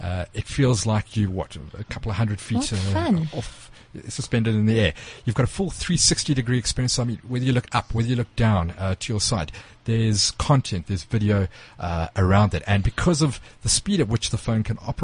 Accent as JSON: {"language": "English", "country": "South Africa", "said": "us as South African consumers"}